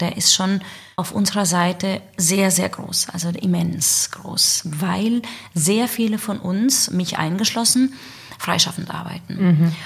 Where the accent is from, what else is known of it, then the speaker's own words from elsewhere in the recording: Southern Germany, Germany; moved away as an adult; also born or lived in Salzburg / Hamburg; ich komme aus dem Süden